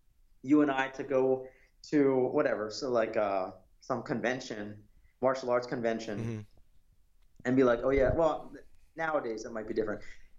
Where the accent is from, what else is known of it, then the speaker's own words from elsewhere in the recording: United States; I don't identify with any other nationality. And as an American, I feel like there's certain things that we can point to that have to do with being American